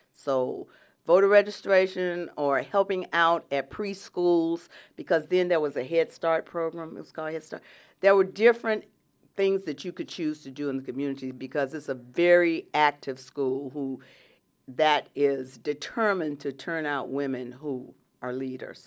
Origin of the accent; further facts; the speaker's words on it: Atlanta, Georgia, United States; I grew up in Atlanta, Georgia, and that is real Atlanta